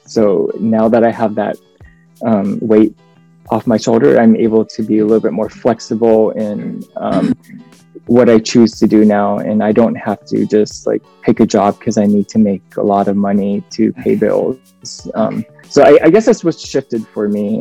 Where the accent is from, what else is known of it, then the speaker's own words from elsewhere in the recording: United States; I was born in the States. My dad is from uh, South Korea.